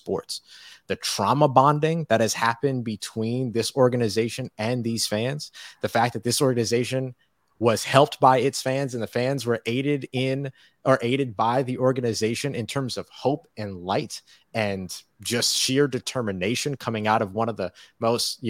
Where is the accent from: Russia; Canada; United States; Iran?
United States; New Orleans, Louisiana; I grew up around New Orleans Saints fans. So I think also like being from the community is really important to me too